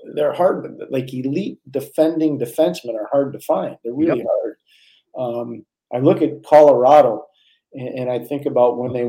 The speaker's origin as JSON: {"language": "English", "town": "Montreal", "region": "Quebec", "country": "Canada", "tie": "born or raised there", "said": "I grew up in Montreal"}